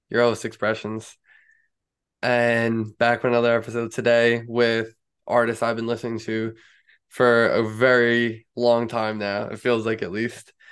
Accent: Eau Claire, Wisconsin, United States; Wisconsin, Eau Claire.

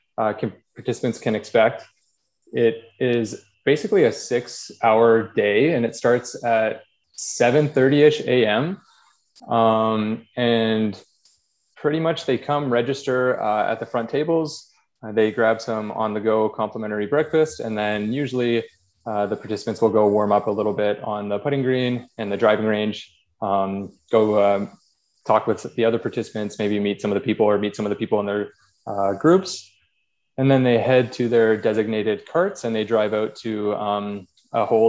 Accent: Drayton Valley, Alberta, Canada; moved away as an adult; also born or lived in Calgary; now in Edmonton, Canada; I grew up in Drayton Valley, which is a small town a little west of here

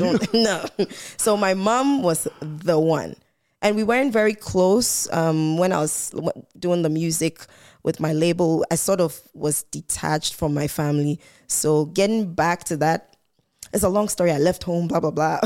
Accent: Volta, Ghana; I'm from the Volta region in Ghana

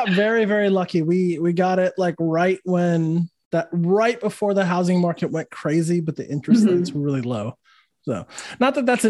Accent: New Mexico, United States; moved away as an adult; also born or lived in Los Angeles / Austin / New Orleans; now in Orlando, United States; I'm from New Mexico originally. Then went to LA for music school. Moved to Austin, from Austin, met my fiance, went to New Orleans so she could do law school, moved back to Austin. And then now we're in Orlando.

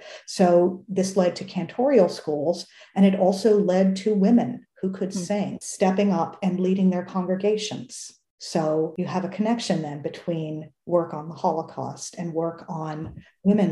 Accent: United States; as an American

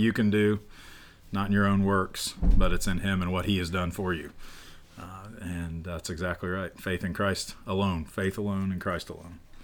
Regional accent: central Illinois, United States; I grew up in Illinois

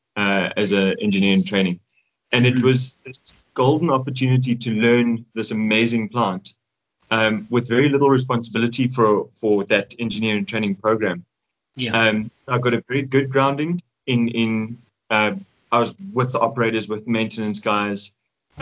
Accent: Johannesburg, Gauteng, South Africa; also born or lived in Vaal Triangle; Joburg, born and bred

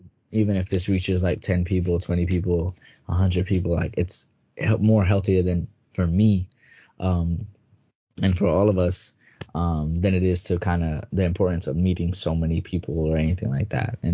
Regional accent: New York City, New York, United States; New York born and raised.

